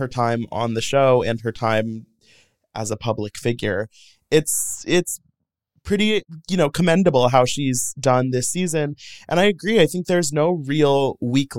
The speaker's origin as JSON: {"language": "English", "town": "St. Louis", "region": "Missouri", "country": "United States", "tie": "born or raised there", "said": "I grew up in St. Louis, Missouri"}